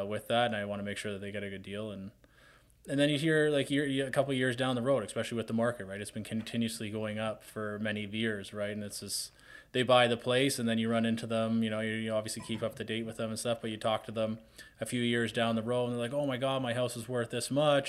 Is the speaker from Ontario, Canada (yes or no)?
yes; Hamilton, Ontario, Canada; I'm from Hamilton